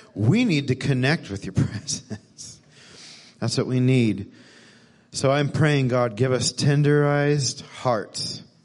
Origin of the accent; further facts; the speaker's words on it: Texas, United States; moved away as an adult; also born or lived in Missouri; I was born in Texas, grew up here, but lived in Missouri for a decade